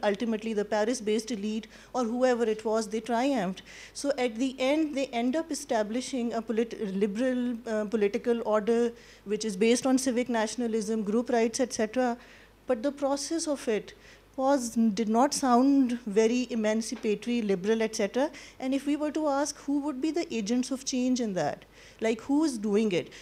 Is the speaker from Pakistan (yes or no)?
yes; Pakistan; I come from Pakistan